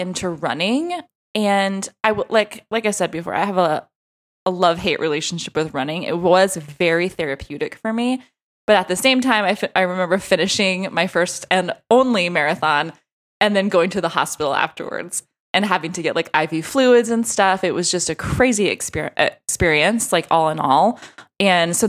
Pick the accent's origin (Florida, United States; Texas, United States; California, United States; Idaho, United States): Texas, United States; I'm from Texas